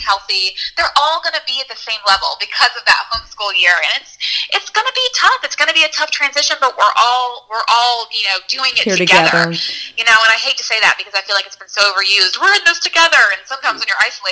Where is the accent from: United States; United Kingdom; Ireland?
United States; as an American woman, as a American white woman who lives in the suburbs